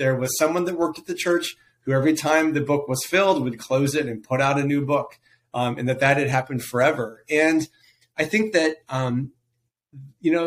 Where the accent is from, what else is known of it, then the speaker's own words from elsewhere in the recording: Missouri, United States; I grew up in Missouri. I grew up in a little town outside of Kansas City